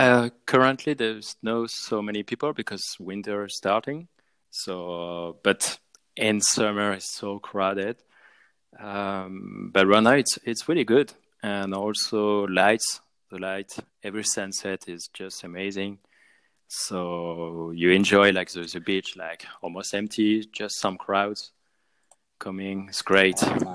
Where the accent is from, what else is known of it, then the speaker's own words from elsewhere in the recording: Tahiti, French Polynesia; English is a second language; also born or lived in Southeast France / Brittany; now in Biarritz, France; So I'm born in French Polynesia, so I grew up there in Tahiti, and then with my parents we moved back in France and live in southeast of France, in Mediterranean.